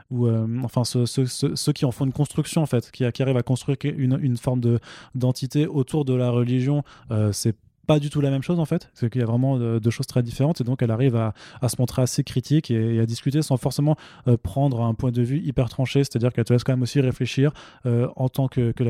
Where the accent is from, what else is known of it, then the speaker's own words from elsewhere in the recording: Italy; J'ai le droit. Je suis italien. J'ai la double nationalité.